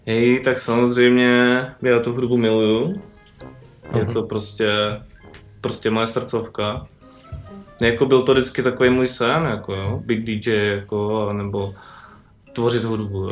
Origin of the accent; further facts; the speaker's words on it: Brno, South Moravian Region, Czechia; u nás v Brně, tam uh, v té naší městské části